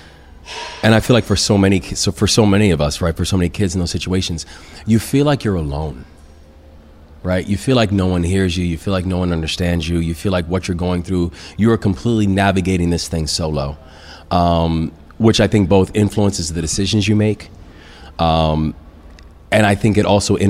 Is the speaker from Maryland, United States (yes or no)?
yes; Baltimore, Maryland, United States; moved away as an adult; bring her back to my hometown